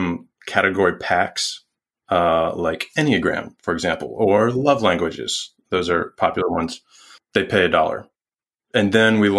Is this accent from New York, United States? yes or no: yes; New York, United States; also born or lived in Salt Lake City / San Mateo / Salisbury, Maryland; now in Richmond, United States; I'm from New York, my family's there